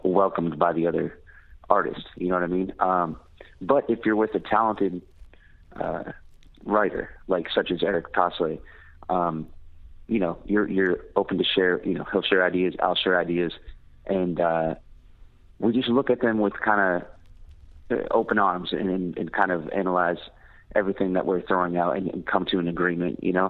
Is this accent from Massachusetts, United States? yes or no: yes; Worcester, Massachusetts, United States; moved away as an adult; also born or lived in Boston, Massachusetts; now in Austin, United States; I was born in Worcester, Massachusetts, and I grew up there. And I lived there until I was about 24